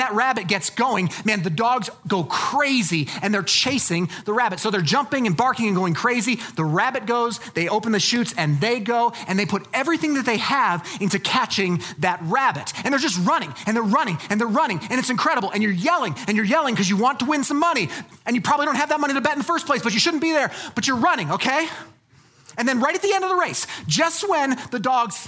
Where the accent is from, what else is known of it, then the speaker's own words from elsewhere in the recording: Colorado Springs, Colorado, United States; I was raised in Colorado Springs